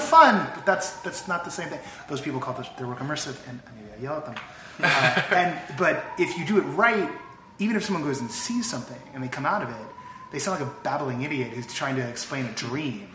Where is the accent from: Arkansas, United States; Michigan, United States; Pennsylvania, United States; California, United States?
California, United States; the Bay Area; now in Los Angeles, United States; I'm from the Bay